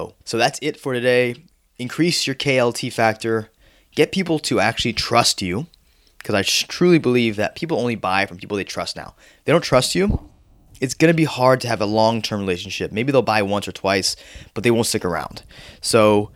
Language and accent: English; Florida, United States; also born or lived in New York; I grew up in Florida, but I was born in New York